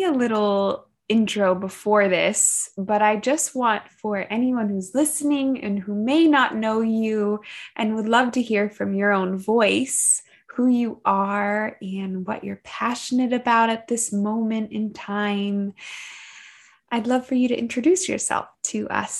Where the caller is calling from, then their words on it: California, United States; and I am tuning in from California.